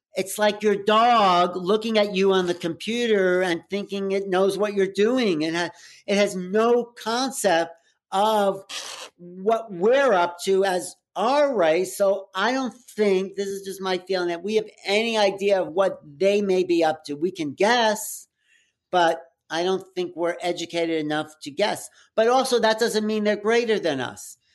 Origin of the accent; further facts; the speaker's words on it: outside of New York, United States; growing up outside of New York